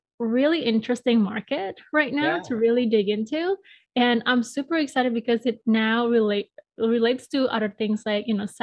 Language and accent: English; Bali, Indonesia; moved away as an adult; now in Chicago, United States; I was born and raised in Bali, Indonesia